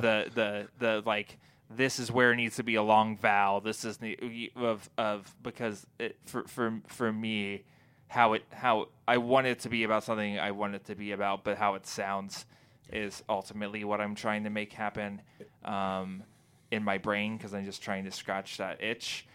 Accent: Texas, United States; also born or lived in Kentucky / Indiana; now in New England, United States; I'm from Texas

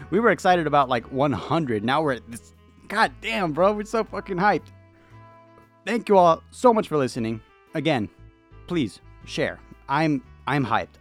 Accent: United States; I'm an American

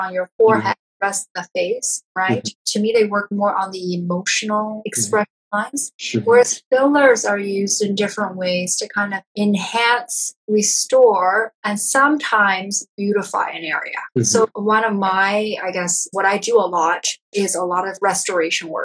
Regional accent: Toronto, Ontario, Canada; also born or lived in New York; now in Vancouver, Canada; I'm from Toronto and I lived in New York.

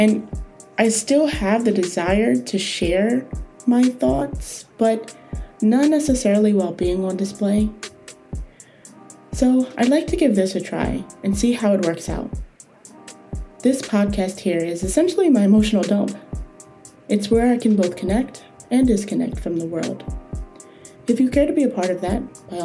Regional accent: United States; I am a 20-something-year-old woman, born and raised in the United States.

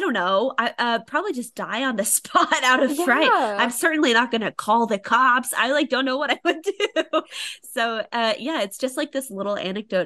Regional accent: Springfield, Missouri, United States; I'm from Springfield, Missouri, which is near the Missouri-Arkansas border

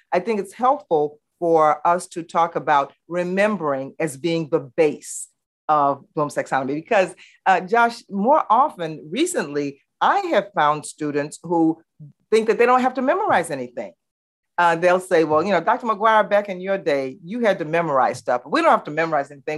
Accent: Baton Rouge, Louisiana, United States; growing up in the Jim Crow South, where Baton Rouge was very, very segregated, and I actually integrated Glen Oaks High School

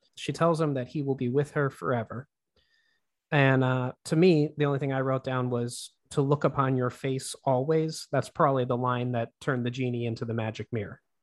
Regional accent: Pennsylvania, United States; I'm from Pennsylvania, and Pennsylvania has really weird rules with alcohol.

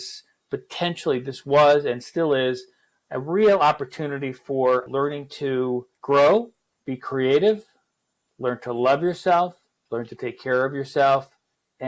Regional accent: New York, United States; I come from New York, and New York is, was very fast-paced

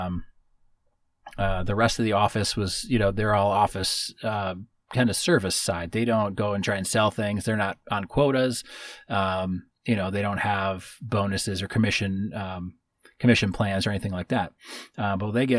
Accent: Midwest, United States; Growing up where we grew up in the Midwest

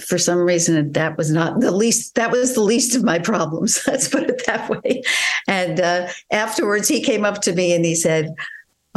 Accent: New York, United States; I guess I am from New York. I would have to say that that's a very big part of my cultural interaction

